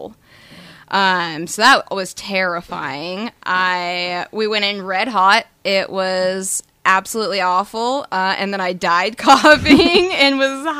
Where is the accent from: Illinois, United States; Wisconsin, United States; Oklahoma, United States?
Oklahoma, United States; Tulsa; born and raised in Tulsa. I graduated from Sand Springs